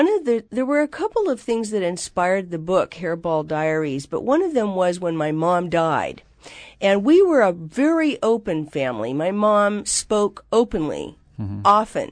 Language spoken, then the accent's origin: English; Seattle, Washington, United States; We lived in, they moved a lot. So we moved all over Seattle until they died.